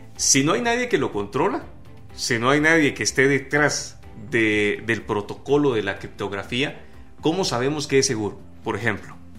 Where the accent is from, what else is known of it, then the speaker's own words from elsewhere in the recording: Guatemala; los guatemaltecos que no estamos inmersos en este modelo de negocio